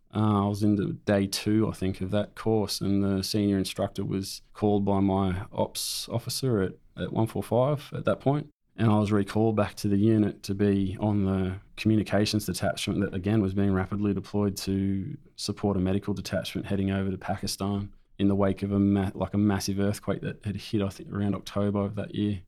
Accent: Raymond Terrace, New South Wales, Australia; also born or lived in Camperdown, Sydney; Moved to Raymond Terrace shortly after that. My father discharged from the Air Force out at Williamstown, and we settled in Raymond Terrace, which is a town nearby, and I grew up there

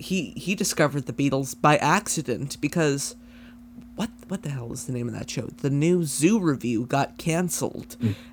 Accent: Canada; I could be the new Alex Trebek. We're both Canadian.

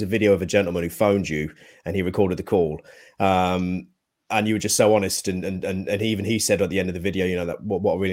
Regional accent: Bedford, East of England, United Kingdom; I'm a Bedford boy. I was born in Bedford

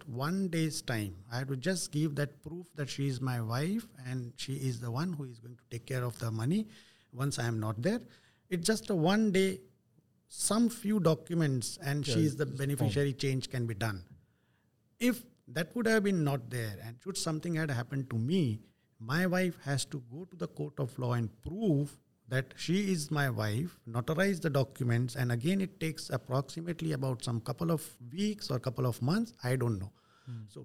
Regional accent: Vadodara, Gujarat, India; I'm from Gujarat, Baroda

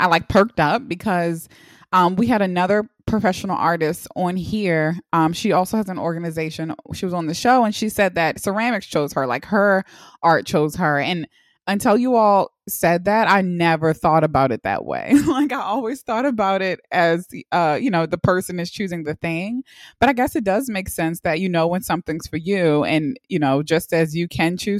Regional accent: Baltimore, Maryland, United States; I'm Black and I grew up in Baltimore, Maryland

